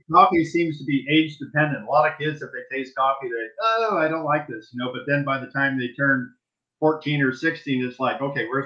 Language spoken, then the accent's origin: English; Saudi Arabia; now in United States; And also growing up in Saudi Arabia, really a third world country back